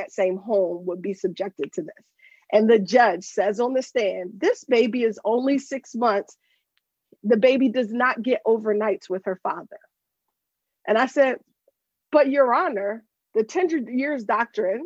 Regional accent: Pennsylvania, United States; also born or lived in Japan; I'm from Pennsylvania. I'm a lawyer in Pennsylvania

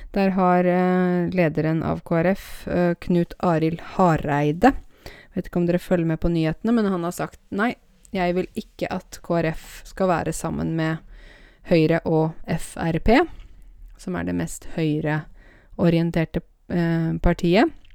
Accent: Norway; jeg er norsk og er født her

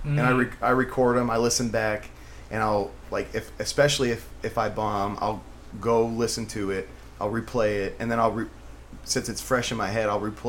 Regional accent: Bloomington, California, United States; I grew up in SoCal. Yeah. In the fucking Inland Empire in the desert.

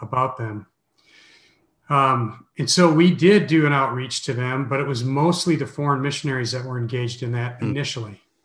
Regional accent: Minneapolis, Minnesota, United States; moved away as an adult; also born or lived in Zagreb, Croatia / Sarajevo, Bosnia and Herzegovina / Canada; now in Orlando, United States; I'm from Minneapolis

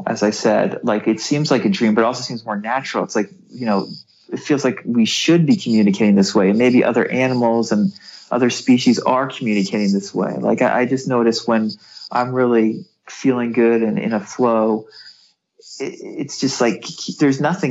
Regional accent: New England, United States; I was born in New England, in the United States

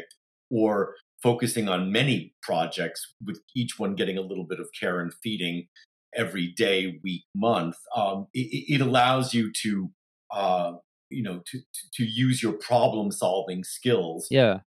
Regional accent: New York, United States; moved away as an adult; also born or lived in Palo Alto; now in Los Angeles, United States; I am from New York, and probably planted the theater seed when I was growing up in New York.

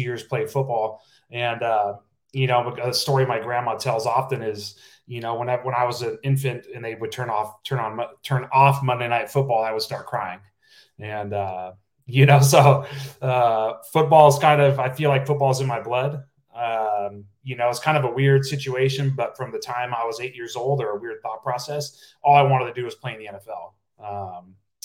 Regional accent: Napa, California, United States; I'm from a small town, Napa, California. Not too many people from my hometown have gone on to play

